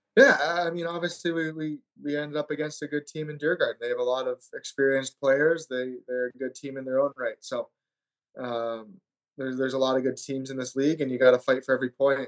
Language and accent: English; Granger, Indiana, United States; moved away; also born or lived in Sault Ste. Marie, Michigan / Rhode Island; it was a great place to grow up